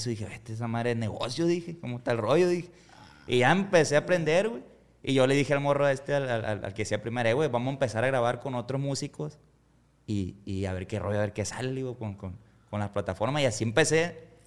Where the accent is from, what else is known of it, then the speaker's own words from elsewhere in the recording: Costa Rica, Sinaloa, Mexico; somos de Costa Rica nosotros y ahí en el rancho, la neta, pues ahí nomás quiere, la mayoría nomás quieren chambear ahí, pues no se quieren salir del rancho.